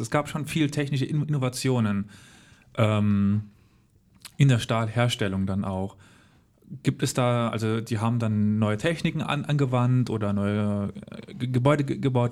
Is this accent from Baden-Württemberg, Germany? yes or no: no; Völklingen, Saarland, Germany; ich komme aus Völklingen